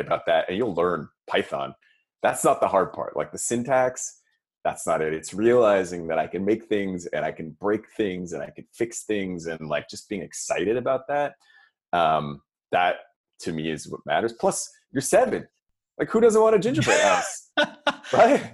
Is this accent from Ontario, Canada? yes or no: yes; Toronto, Ontario, Canada; moved away; I'm from Toronto originally, and my parents are there